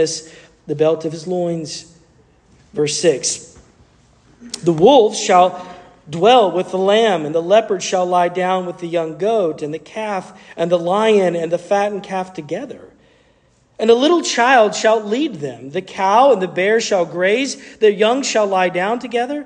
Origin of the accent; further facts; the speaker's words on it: Asheville, North Carolina, United States; I grew up in the Blue Ridge Mountains near Asheville